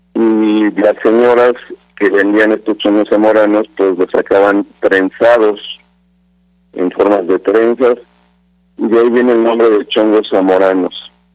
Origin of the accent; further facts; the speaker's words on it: Mexico; como mexicanos